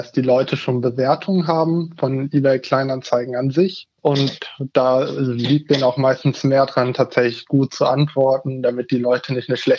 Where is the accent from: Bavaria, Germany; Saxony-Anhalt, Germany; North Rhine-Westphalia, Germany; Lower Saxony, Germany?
Lower Saxony, Germany; Hannover; ich komme aus der Region Hannover und bin da jetzt in Hannover Auszubildender.